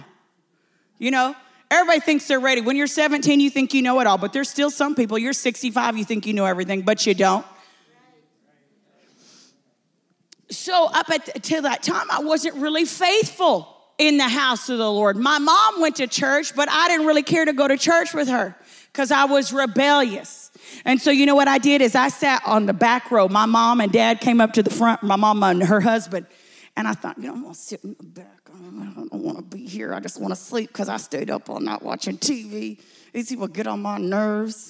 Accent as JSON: {"language": "English", "region": "Texas", "country": "United States", "said": "I'm from Texas. We say cussing"}